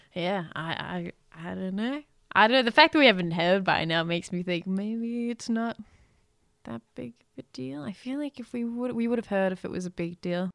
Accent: Australia; we're Australian

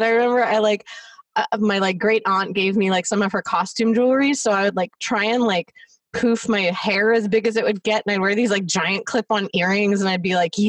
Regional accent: Los Angeles, California, United States; my parents worked in downtown, and I grew up in the Valley.

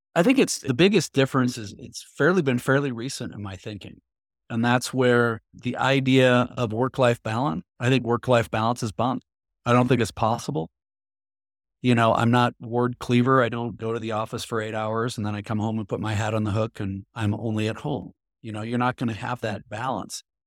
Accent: Midwest, United States; I grew up in the Midwest

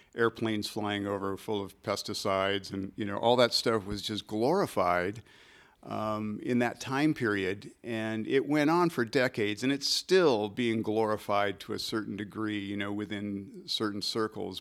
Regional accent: Michigan, United States; This is in the Midwest. I grew up in Michigan

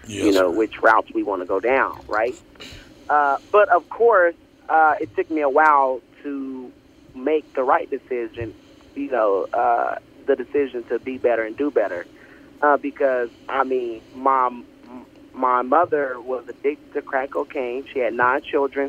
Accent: Oklahoma City, Oklahoma, United States; also born or lived in Texas; I was born and raised in Oklahoma City

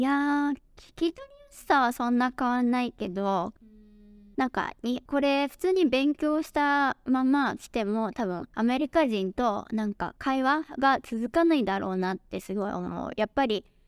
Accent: Japan; first language Japanese; now in Dallas, United States; 私自身は、えー、日本語が母国語で

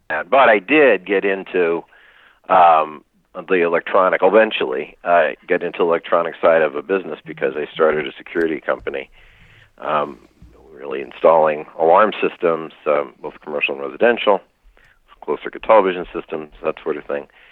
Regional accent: near Lake Wallenpaupack, Pennsylvania, United States; I was raised near Lake Wallenpaupack in right. Pennsylvania.

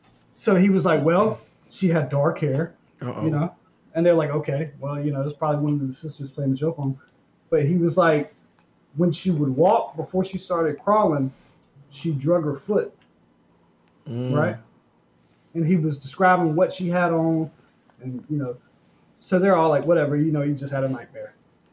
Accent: North Carolina, United States; I'm from North Carolina. I don't know if you guys know about North Carolina, but it's farmland.

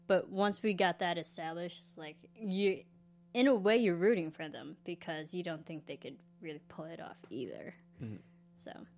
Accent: Illinois, United States; I'm from the Midwest, which is like really. I mean, Illinois is really conflicted with accents. We have all different types of accents just in our state alone.

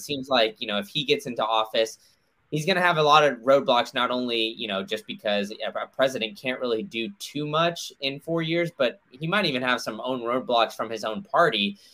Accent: Austin, Texas, United States; I grew up in Austin

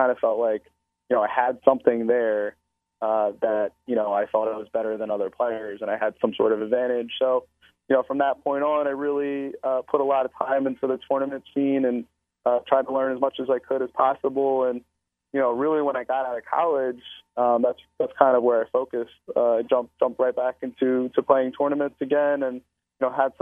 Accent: Philadelphia, Pennsylvania, United States; I'm a Philadelphian, but I spent a good amount of time. Obviously, I play in Atlantic City a lot. So, you know, I guess you can consider me partially a New Jersey boy. But I'm going to claim Philadelphia as my hometown for sure

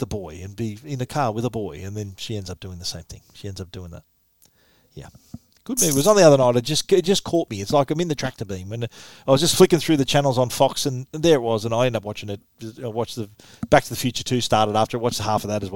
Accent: Sydney, New South Wales, Australia; I grew up in Maroubra

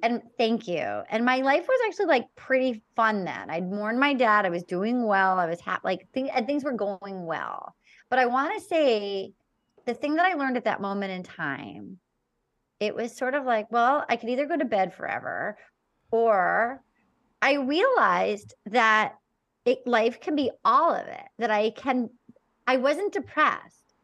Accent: Little Compton, Rhode Island, United States; I grew up in Little Compton, Rhode Island.

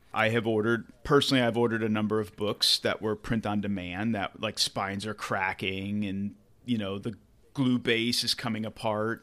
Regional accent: United States; an American English speaker

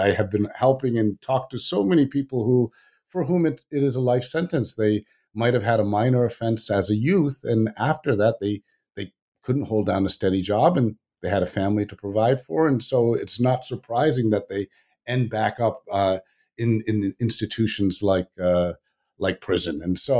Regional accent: Virginia, United States; You know, I grew up in Virginia, which I didn't even, Northern Virginia, which I didn't even realize was south of the Mason-Dixon line

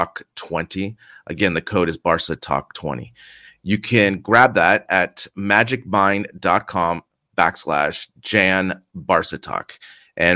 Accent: San Francisco, California, United States; now in Madrid, Spain; I'm from San Francisco

